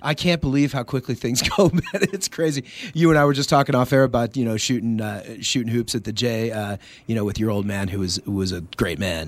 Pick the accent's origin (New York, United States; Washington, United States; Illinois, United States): Washington, United States; Seattle; moved away; also born or lived in El Paso, Texas; I grew up in Seattle, but El Paso is home